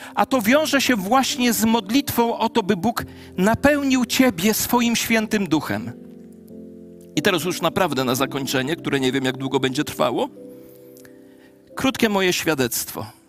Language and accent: Polish; a home village 16 km from Ciechanów, Masovian Voivodeship, Poland; w Ciechanowie, w mieście 16 kilometrów od mojej wsi rodzinnej